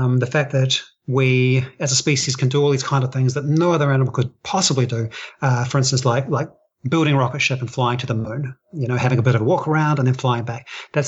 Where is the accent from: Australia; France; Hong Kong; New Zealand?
New Zealand; accent: New Zealand; those songs are passed on culturally, exactly like an accent or something like that, like my New Zealand accent.